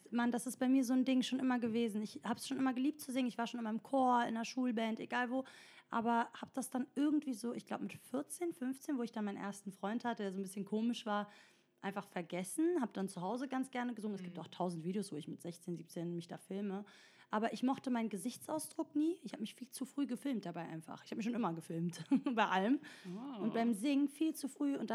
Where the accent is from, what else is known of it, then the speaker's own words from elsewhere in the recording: Italy; German is a second language; Ich bin Italienerin, ich weiß, dass alles mit, also das Plural immer